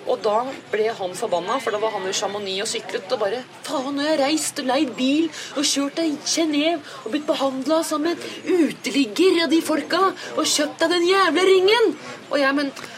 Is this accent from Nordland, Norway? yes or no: no; Sørum, Akershus, Norway; now in Oslo, Norway; jeg er oppvokst i Sørums eh, grønne, dype skoger